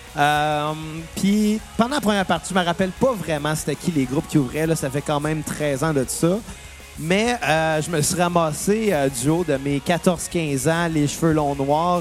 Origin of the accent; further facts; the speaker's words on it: Saint-Rémy, Quebec, Canada; accent: Saint-Rémy; Avec mon accent de Saint-Rémy